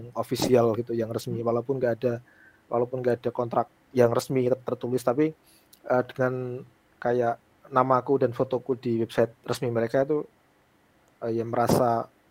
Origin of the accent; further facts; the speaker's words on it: Pati, Central Java, Indonesia; di desaku, aku a, aslinya Pati di Jawa Tengah